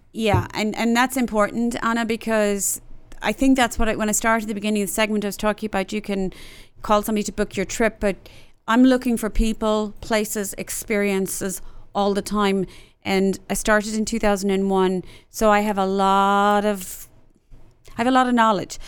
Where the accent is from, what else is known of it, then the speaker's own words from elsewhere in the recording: Ireland; now in Dallas, United States; 'cause I'm Irish